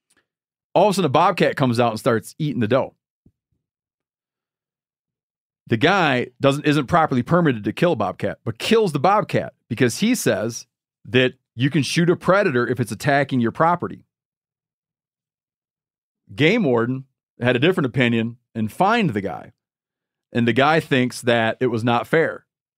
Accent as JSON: {"language": "English", "region": "Michigan", "country": "United States", "tie": "born or raised there", "said": "This guy's in my home state of Michigan, gutting a deer"}